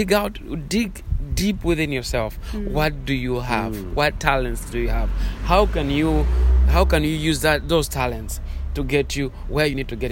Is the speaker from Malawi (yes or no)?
yes; Malawi; I'm from Malawi.